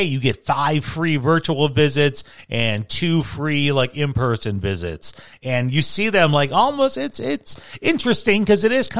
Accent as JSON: {"language": "English", "town": "Chicago", "region": "Illinois", "country": "United States", "tie": "born or raised there", "said": "growing up in Chicago"}